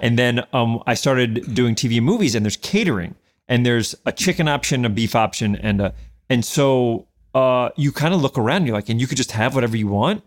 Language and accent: English; New York City, New York, United States; born or raised there; moved away as an adult; also born or lived in Westchester, New York / Manhattan, New York